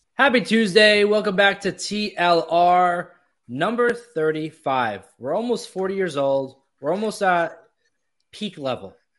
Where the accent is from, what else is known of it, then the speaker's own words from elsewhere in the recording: Florida, United States; growing up in Florida